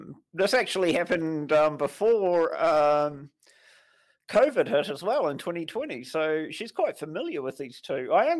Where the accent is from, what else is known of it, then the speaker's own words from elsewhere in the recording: New Zealand; now in Australia; Jesus, I'm from New Zealand, man. Everything is impressive when I come to when I live in Australia